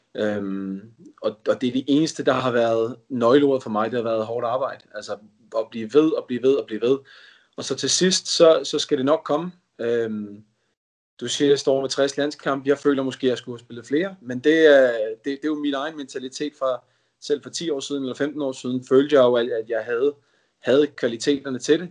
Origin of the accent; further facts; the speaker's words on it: Denmark; moved away as an adult; now in England; Vores familie er, er danskere, og bor i Danmark, vi er danskere, og vi har ikke kunnet rejse hjem